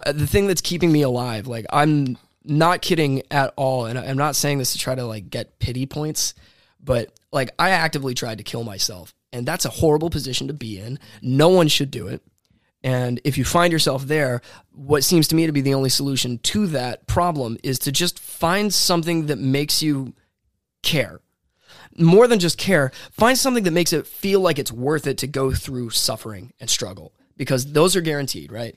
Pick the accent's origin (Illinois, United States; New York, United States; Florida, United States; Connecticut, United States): Florida, United States; DeLand; also born or lived in Daytona Beach, Florida / Los Angeles, California; I'm, from here, the Daytona area at large. I kind of spent my childhood in DeLand and then moved over here for late middle and high school